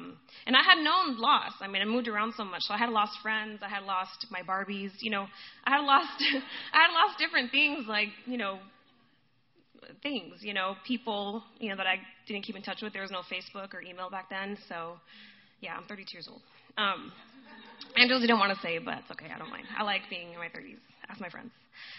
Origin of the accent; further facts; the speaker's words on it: Guadalajara, Jalisco, Mexico; also born or lived in Boston, United States; I was born in Boston, but and my parents are Puerto Rican, but we lived in Mexico. So I always tell people, by blood, I'm Puerto Rican, by heart, I'm Mexican. Go Mexico. So we were in Guadalajara.